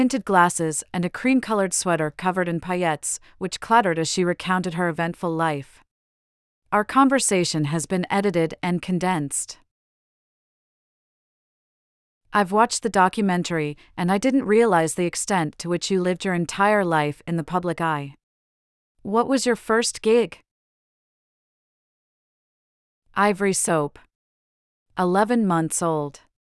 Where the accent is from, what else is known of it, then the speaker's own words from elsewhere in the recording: Manhattan, New York, United States; Growing up in Manhattan, I saw New York in the 70s in a very raw way.